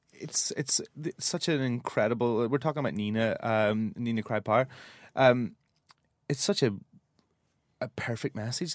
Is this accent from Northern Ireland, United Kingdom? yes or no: yes; Northern Ireland, United Kingdom; I'm from the north, but I'm from Ireland